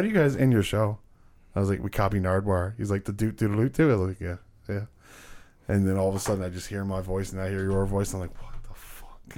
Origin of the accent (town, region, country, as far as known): Canada